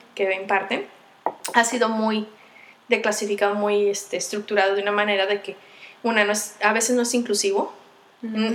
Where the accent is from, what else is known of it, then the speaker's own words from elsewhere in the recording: Michoacán, Mexico; moved away; also born or lived in State of Mexico; yo nací en Michoacán, pero estuve viviendo en el Estado de México